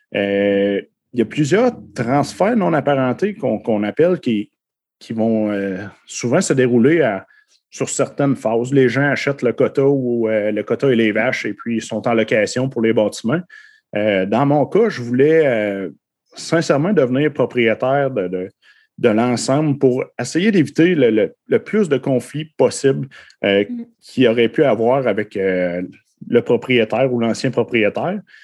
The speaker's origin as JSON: {"language": "French", "town": "Saint-Côme-Linière", "region": "Quebec", "country": "Canada", "tie": "born or raised there", "said": "j'ai été élevé à Saint-Côme-Linière"}